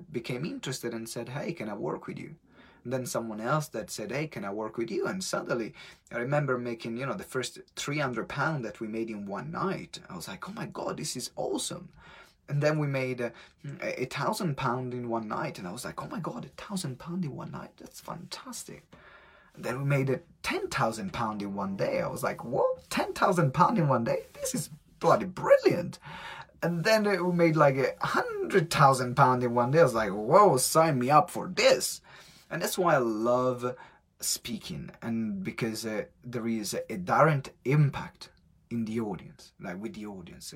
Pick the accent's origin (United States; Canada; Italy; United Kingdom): Italy; accent: strong Italian; English is a second language; moved away; my strong Italian accent